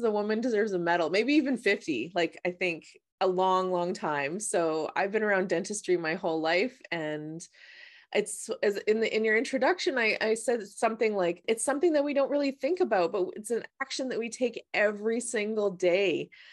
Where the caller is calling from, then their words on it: British Columbia, Canada; I'm calling from British Columbia